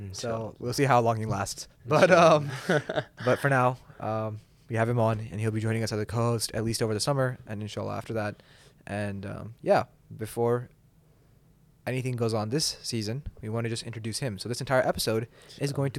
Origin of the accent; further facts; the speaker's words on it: Pakistan; I didn't expect to bond with someone who was from Palestine as a Pakistani, right?